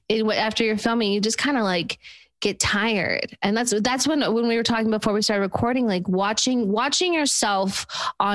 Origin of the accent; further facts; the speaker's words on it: Utah, United States; I'm from Utah